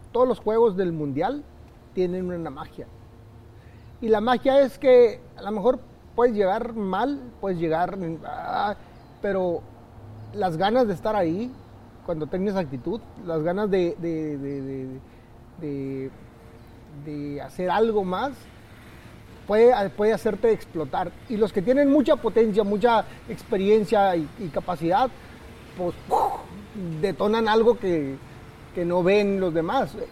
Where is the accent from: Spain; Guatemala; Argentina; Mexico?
Mexico; los mexicanos somos